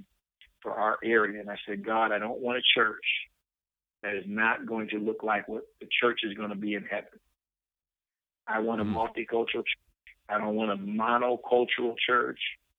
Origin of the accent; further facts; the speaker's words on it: Flint, Michigan, United States; I come from Flint